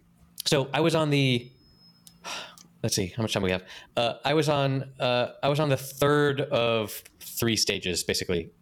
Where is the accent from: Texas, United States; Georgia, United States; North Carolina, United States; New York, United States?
North Carolina, United States; I grew up in North Carolina